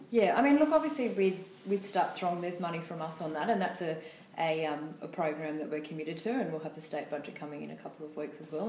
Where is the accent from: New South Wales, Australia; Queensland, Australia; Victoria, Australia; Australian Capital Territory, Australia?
New South Wales, Australia; Gunnedah; I'm from Gunnedah, northwest New South Wales, country girl, born and bred